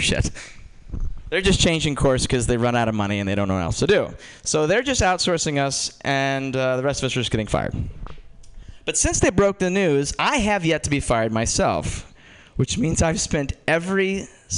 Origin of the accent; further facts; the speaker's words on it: Georgetown, Indiana, United States; I'm from Georgetown, Indiana